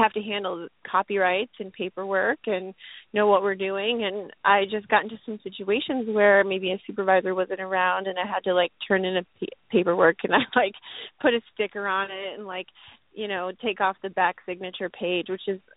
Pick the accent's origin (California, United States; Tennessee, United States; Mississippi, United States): Tennessee, United States; Nashville; moved away; I'm from Tennessee. I'm from Nashville